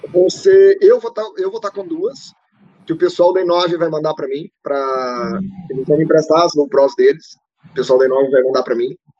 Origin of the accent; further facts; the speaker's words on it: Ponte Nova, Minas Gerais, Brazil; minha cidade natal, de Ponte Nova